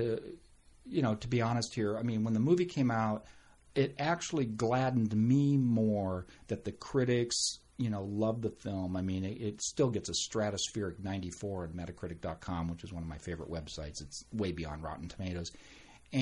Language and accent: English; San Diego, California, United States; born or raised there; also born or lived in Merced, California